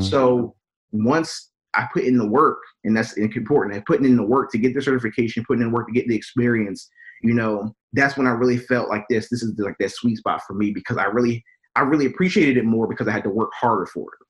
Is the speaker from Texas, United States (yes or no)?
no; Wilmington, Delaware, United States; born and raised in Wilmington, Delaware